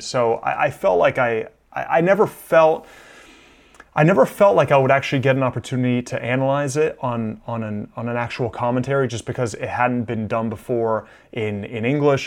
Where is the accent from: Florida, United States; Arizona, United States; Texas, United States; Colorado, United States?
Florida, United States; Miami; also born or lived in Milan, Italy; I was born in Milan. I came to the United States when I was six years old. My parents moved to Miami